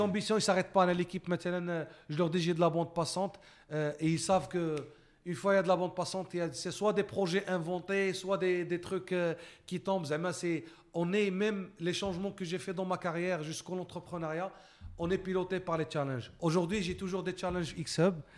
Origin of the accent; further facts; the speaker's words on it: Morocco; moved away as an adult; also born or lived in Canada; en tant que Marocain